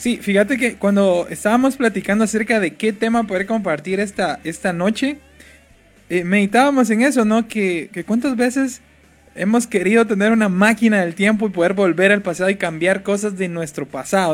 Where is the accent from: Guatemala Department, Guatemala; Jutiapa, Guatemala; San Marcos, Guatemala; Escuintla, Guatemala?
Jutiapa, Guatemala; Jalpatagua; moved away; yo no soy de aquí sino que yo soy de Jalpatagua